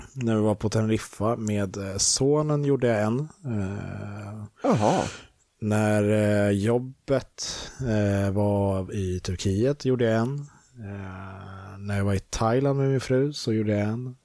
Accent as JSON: {"language": "Swedish", "country": "Sweden", "also_born_or_lived": "England", "said": "jag är svensk"}